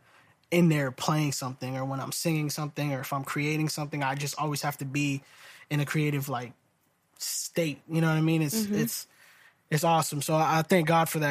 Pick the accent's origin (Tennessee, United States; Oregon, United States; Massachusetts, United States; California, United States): Massachusetts, United States; Salem; I am originally from Salem, Massachusetts